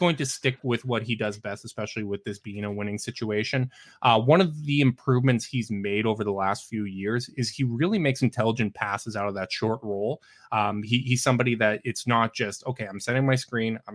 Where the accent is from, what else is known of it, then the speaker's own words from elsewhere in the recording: Canada; as a Canadian